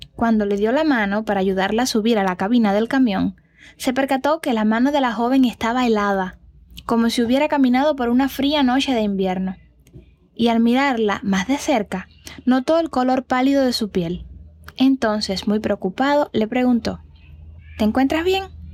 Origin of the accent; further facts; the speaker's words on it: Cuba; historias de mi tierra